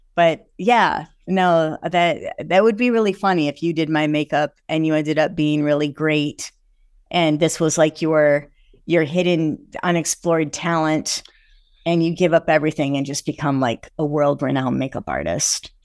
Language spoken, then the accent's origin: English; Michigan, United States; I'm from Michigan